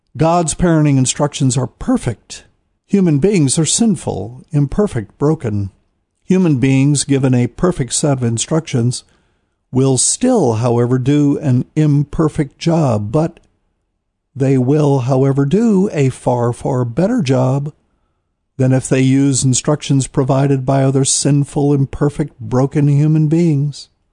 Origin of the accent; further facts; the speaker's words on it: New Bern, North Carolina, United States; I'm in a city somewhere in America that is not my hometown, New Bern, North Carolina